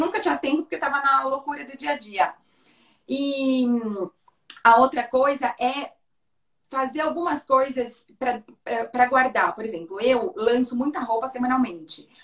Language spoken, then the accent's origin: Portuguese; São Carlos, São Paulo, Brazil; Hoje a gente tem uma loja em São Carlos, que é onde, onde eu fundei, né? Que é de onde eu sou, no interior